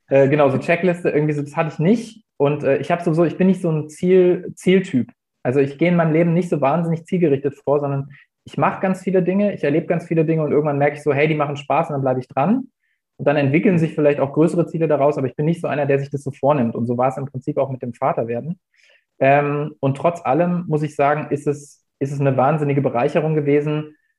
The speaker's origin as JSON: {"language": "German", "region": "Hesse", "country": "Germany", "tie": "born or raised there", "moved": "as an adult", "lives_now": "Lübeck, Germany", "said": "Ich komme eigentlich ursprünglich aus Hessen, bin da zur Schule gegangen und äh, habe da auch studiert."}